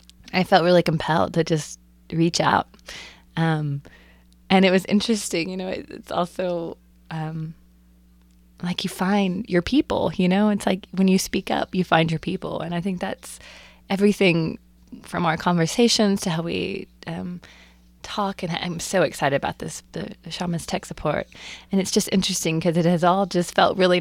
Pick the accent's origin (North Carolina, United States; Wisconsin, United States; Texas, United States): Texas, United States; moved away as an adult; also born or lived in Athens, Georgia; I was born and raised in Texas. Right. Texas girl